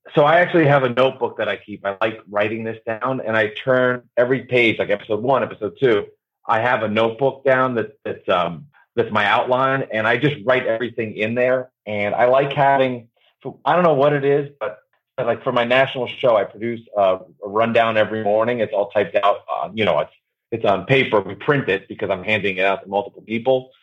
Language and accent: English; New Jersey, United States; I grew up in New Jersey